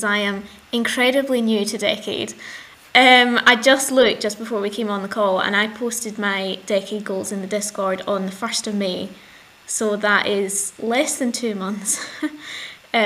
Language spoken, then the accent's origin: English; Glasgow, Scotland, United Kingdom; I'm 26 and I'm from Glasgow